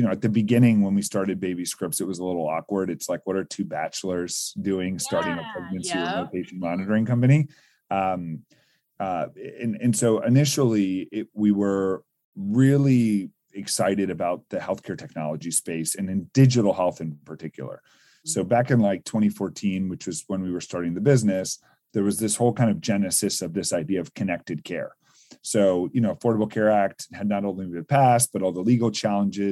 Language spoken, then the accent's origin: English; Northern Virginia, United States; I grew up in like the Northern Virginia area near DC